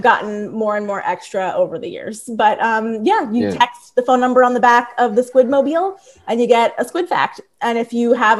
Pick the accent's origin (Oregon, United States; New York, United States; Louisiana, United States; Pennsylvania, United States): Pennsylvania, United States; Bensalem, Warrington, Doylestown; accent: Philly; I grew up in Bensalem, and then Warrington, and then Doylestown